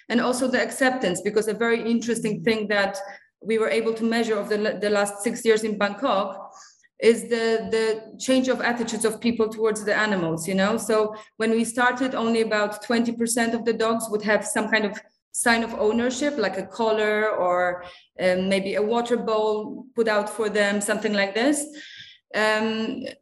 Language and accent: English; Singapore; also born or lived in Poland; I'm originally from Poland. Uh, I'm a vet uh, who graduated from the Polish University in Warsaw. Uh, but I grew up in Asia, so I have a very strong bond to, to Asia. I grew up in Singapore